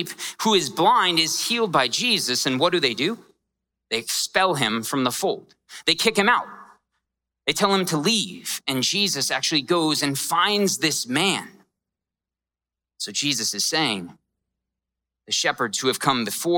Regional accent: Scottsdale, Arizona, United States; I grew up in Scottsdale, and it's not rough at all

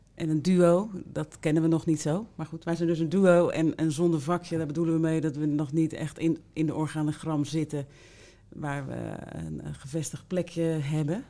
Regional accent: Rotterdam, South Holland, Netherlands; Ik kom uit Rotterdam

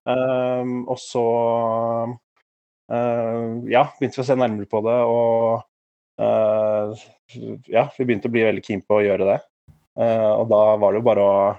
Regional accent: Asker, Akershus, Norway; moved away as an adult; now in Oslo, Norway; Jeg kommer fra Asker

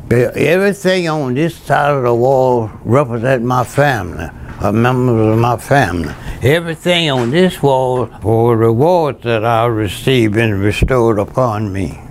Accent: Laurel Hill, Louisiana, United States; I grew up on Rural Plantation. That's the community. Rosemount Plantation, Laurel Hills, the village was Laurel Hills

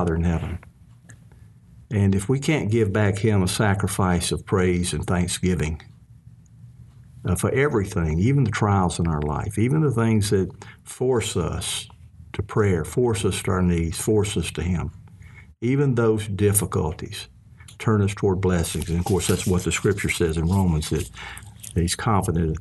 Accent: Mississippi, United States; I was a kid growing up in Mississippi

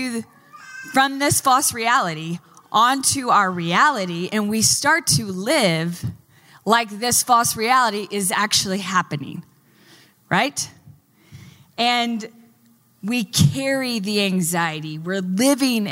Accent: Texas, United States; moved away; I'm from Texas

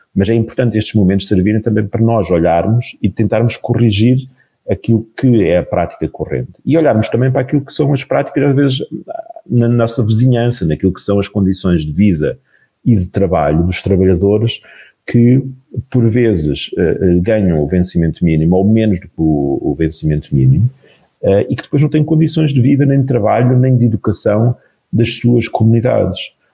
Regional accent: Portugal; enquanto portugueses

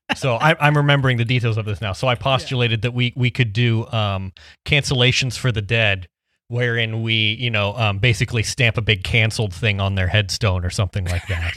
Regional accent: Midwest, United States; I'm from the Midwest

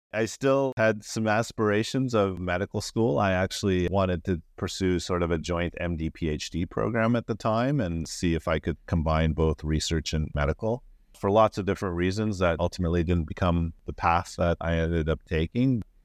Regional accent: Calgary, Alberta, Canada; also born or lived in New Westminster, British Columbia / Surrey, British Columbia; we moved from Vancouver to Calgary. My dad's job took him to Calgary, and so we made the move from Vancouver to Calgary in nineteen eighty-five. I believe grade five, grade six was in Calgary for me, and all the way up to undergrad was in Calgary for me.

